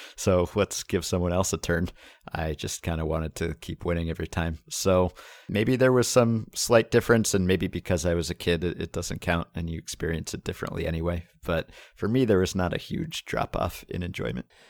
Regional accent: New York, United States; I am a New Yorker

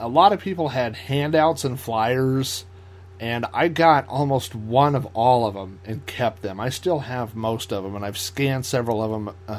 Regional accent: Oklahoma, United States; obviously you had people from Denver, I was from Oklahoma, Texas.

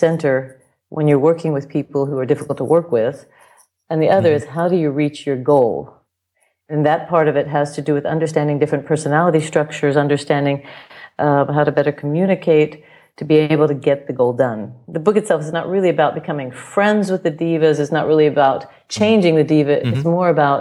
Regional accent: United States; now in Germany; I'm an American opera singer living here in Germany, in Europe

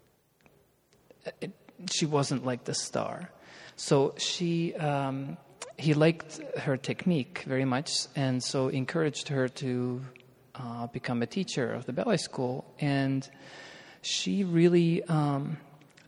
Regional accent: Estonia; moved away as an adult; also born or lived in Birmingham; I was born in Estonia and trained in Estonia

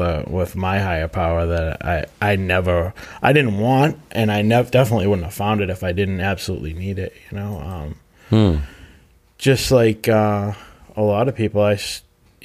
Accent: Plymouth, Massachusetts, United States; also born or lived in Brockton, Massachusetts; I grew up in Manomet

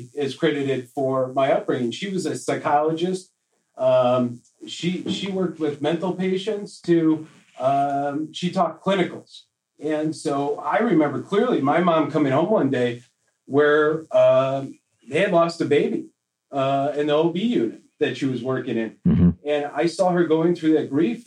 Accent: Midwest, United States; growing up in the Midwest

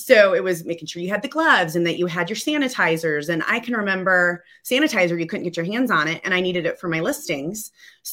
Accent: Illinois, United States; moved away as an adult; now in Colorado, United States; I'm from Illinois. So we born and raised in Illinois, and then we moved to Colorado

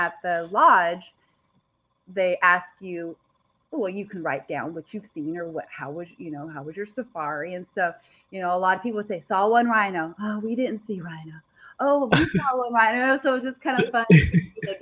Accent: Idaho, United States; here we are from Idaho, and we have snow

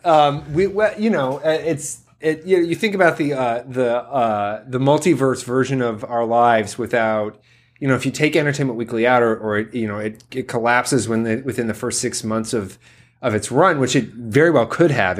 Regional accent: Columbus, Ohio, United States; my hometown of Columbus, Ohio

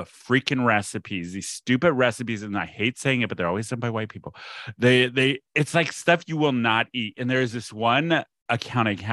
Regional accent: San Diego, California, United States; also born or lived in Bay Area, California; I'm here, San Diego, born and raised

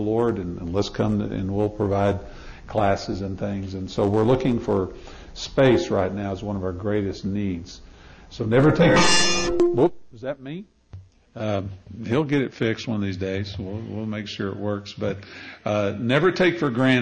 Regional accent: Amarillo, Texas, United States; I'm from Amarillo, Texas. My wife and I met there.

